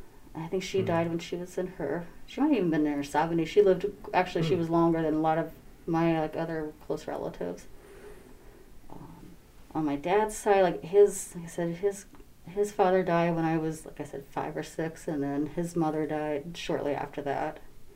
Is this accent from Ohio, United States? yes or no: yes; Troy, Ohio, United States; born there; I was born in Troy, Ohio, at a hospital that doesn't exist anymore.